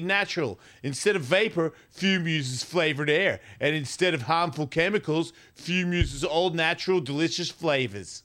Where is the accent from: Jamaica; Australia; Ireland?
Australia; I'm from Australia.